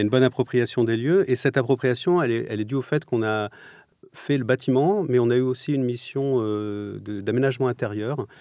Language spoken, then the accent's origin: French; Provence-Alpes-Côte d'Azur, France; born or raised there; moved away; also born or lived in Strasbourg